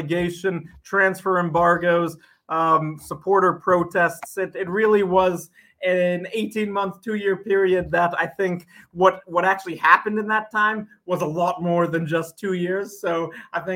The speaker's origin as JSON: {"language": "English", "town": "Seattle", "region": "Washington", "country": "United States", "tie": "born or raised there", "moved": "as an adult", "lives_now": "London, United Kingdom", "said": "I grew up in Seattle in America."}